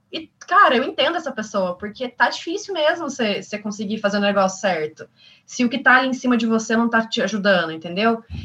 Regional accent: São Lourenço, Brazil; voltei para São Lourenço, para minha cidade natal, que é uma cidade muito pequenininha

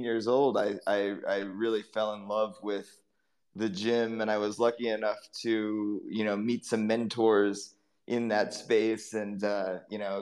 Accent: East Coast, United States; I grew up on the East Coast in the United States

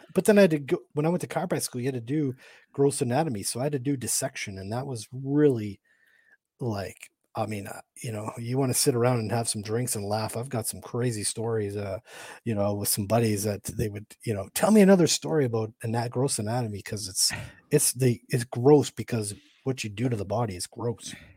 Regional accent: Canada; also born or lived in Michigan, United States / St. Louis, Missouri, United States; I'm from Canada.

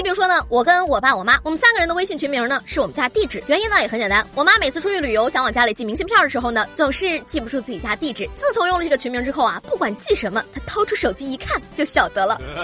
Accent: northern China, China; 作为一个北方人呢，我平时也是习惯韩姥姥的

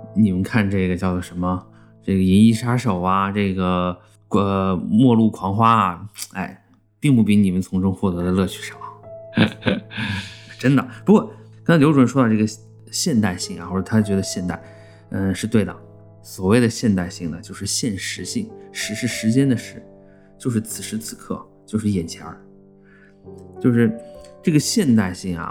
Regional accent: China; 西方人眼里还觉得我们中国人跟清朝那时候一样呢

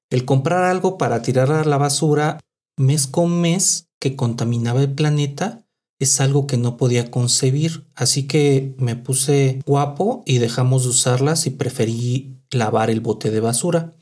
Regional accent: Mexico City, Mexico; also born or lived in Guadalajara; en la Ciudad de México le decimos

